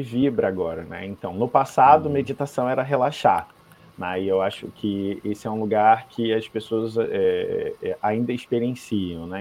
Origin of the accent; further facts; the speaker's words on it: Rio de Janeiro, Brazil; moved away; also born or lived in Curitiba; eu nasci no Rio de Janeiro, mas eu fui morar em Curitiba.